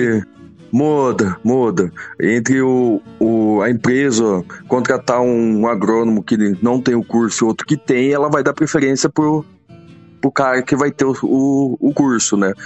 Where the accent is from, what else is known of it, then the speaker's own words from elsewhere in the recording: Mato Grosso do Sul, Brazil; also born or lived in Santa Catarina / Dourados; tinha uns dois anos de idade, mudamos para Mato Grosso do Sul.